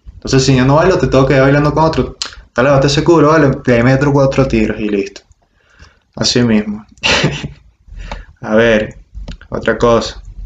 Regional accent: Margarita Island, Nueva Esparta, Venezuela; yo soy de Margarita

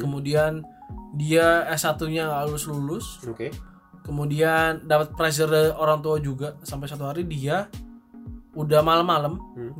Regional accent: Tangerang, Banten, Indonesia; also born or lived in Singapore; now in Jakarta, Indonesia; gue besar di Tangerang, jadi mostly teman gue semua di Tangerang

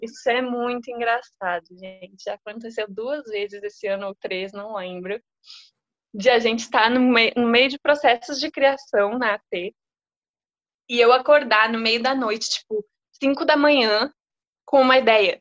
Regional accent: Rio Grande do Sul, Brazil; moved away as an adult; now in São Paulo, Brazil; sou gaúcha

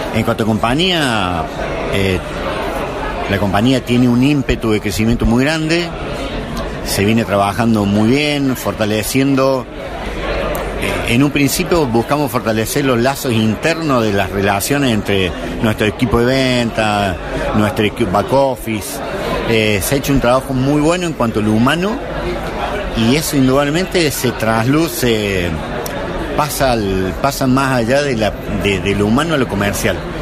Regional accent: Córdoba, Argentina; yo estuve en la Católica acá en Córdoba

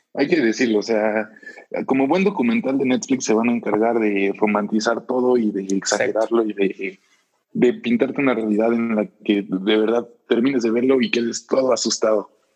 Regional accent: Puebla, Mexico; moved away as an adult; now in Querétaro, Mexico; yo soy de Puebla, yo, yo toda mi vida he vivido en Puebla y hace aproximadamente un año, poco más de un año, cambié de ciudad, vine a vivir a Querétaro.

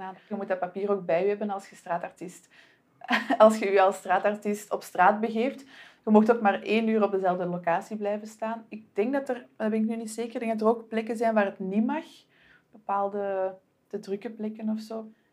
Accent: Antwerp, Flanders, Belgium; aangezien ik zelf van Antwerpen ben

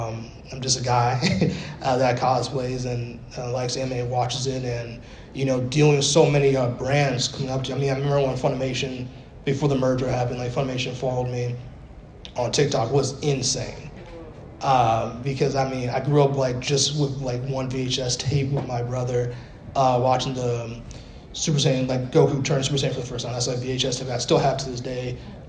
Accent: Bronx, New York, United States; Cause you know, I was born in the Bronx, New York, yes, BX in the building all day. And but we lived in like the when I say we lived in the gutter, you might as well have been the gutter.

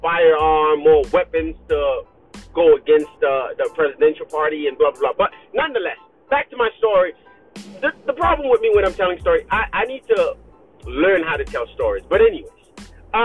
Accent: Haiti; moved away; we're not American, okay? I'm in Haiti

